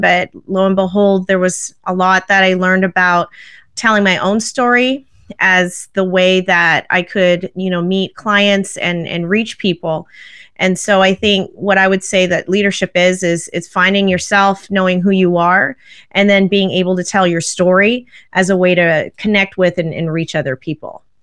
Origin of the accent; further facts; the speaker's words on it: Vancouver, British Columbia, Canada; I actually grew up in Canada. I grew up in Vancouver